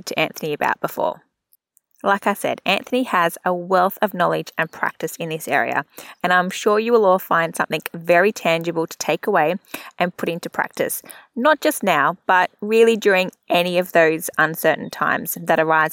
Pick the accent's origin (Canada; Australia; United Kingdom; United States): Australia; Central Coast, New South Wales; I'm also from there